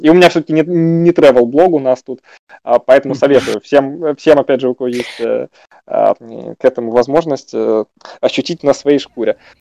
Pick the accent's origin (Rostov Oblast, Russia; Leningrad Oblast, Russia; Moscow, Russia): Moscow, Russia; родился в 5.40 в 27-м Коптевском роддоме 2 декабря